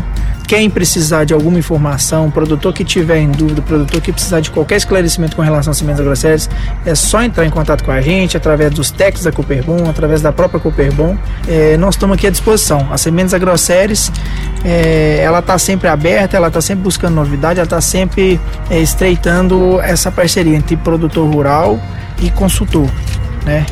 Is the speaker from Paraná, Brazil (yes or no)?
yes; Paraná, Brazil; now in Minas Gerais, Brazil; Eu sou paranaense, mas já tem um coração mineiro